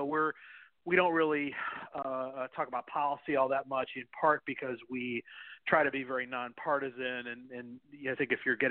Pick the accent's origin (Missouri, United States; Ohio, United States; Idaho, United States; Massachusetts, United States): Ohio, United States; Cleveland; my hometown team, the Cleveland Browns